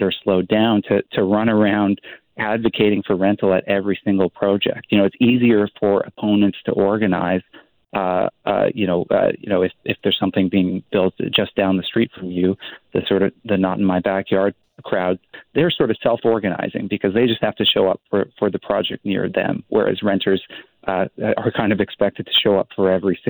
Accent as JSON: {"language": "English", "region": "British Columbia", "country": "Canada", "said": "our well-being as British Columbians."}